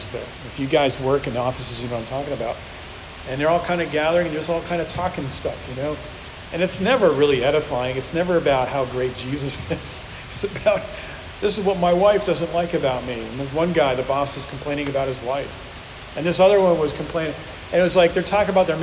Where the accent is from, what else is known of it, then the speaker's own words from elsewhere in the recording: the North, United States; now in The Woodlands, Texas, United States; I'm from up north